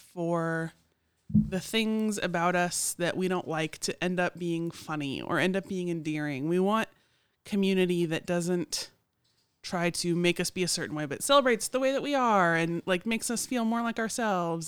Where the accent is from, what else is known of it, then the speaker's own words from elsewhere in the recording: Oklahoma City, Oklahoma, United States; now in Morganton, United States; I'm from Oklahoma City